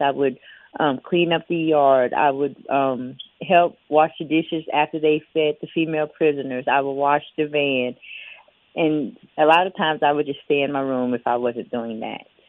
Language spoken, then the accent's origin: English; Biloxi, Mississippi, United States; I'm from Biloxi, Mississippi, which is about two and a half, three hours away.